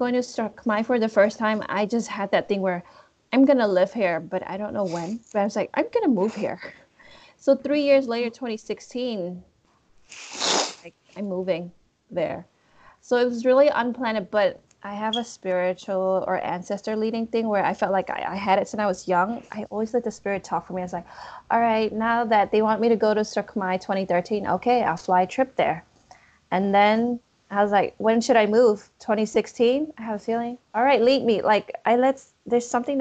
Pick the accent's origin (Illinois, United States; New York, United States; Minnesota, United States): Illinois, United States; Chicago; I was born in Chicago.